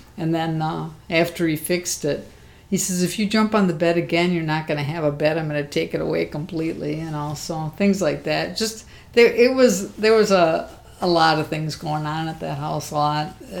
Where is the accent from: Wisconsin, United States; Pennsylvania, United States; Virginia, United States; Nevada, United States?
Wisconsin, United States; Milwaukee; also born or lived in Missouri; when we moved back from Missouri to Milwaukee, um, we stayed at my grandparents' house